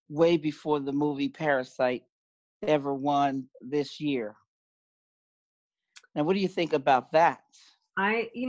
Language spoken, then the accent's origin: English; New York, United States; I'm a New Yorker from New York.